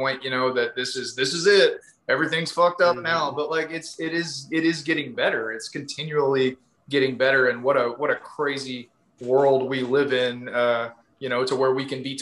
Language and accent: English; East Texas, United States; I grew up in East Texas, like, you know, when I drink, I get a pretty heavy accent myself